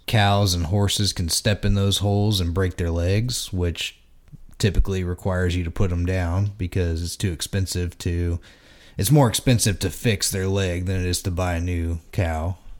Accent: Texas, United States; now in Indiana, United States; living in Texas growing up

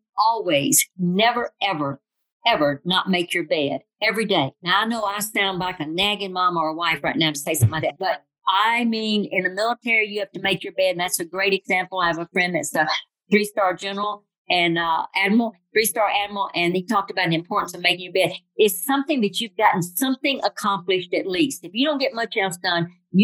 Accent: Flat Rock, Tennessee, United States; also born or lived in California; I grew up in Tennessee, in Flat Rock, Tennessee.

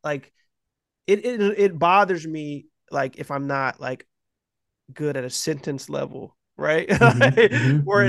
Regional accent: United States; I'm American.

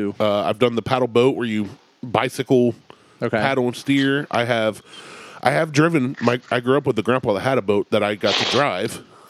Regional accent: Ohio, United States; born or raised there

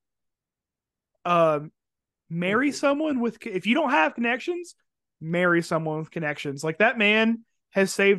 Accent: Deep South, United States; I'm from the deep south where unions are probably communist

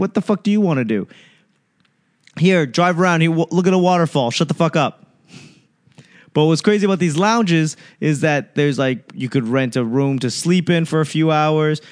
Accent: United States; as an American

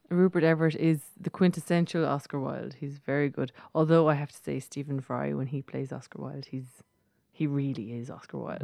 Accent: Ireland; accent: Irish

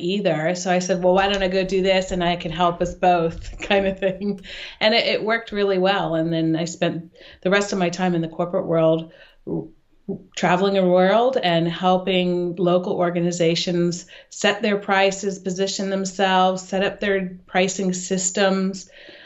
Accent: Sacramento, California, United States; moved away as an adult; now in Switzerland; I grew up in Sacramento, California

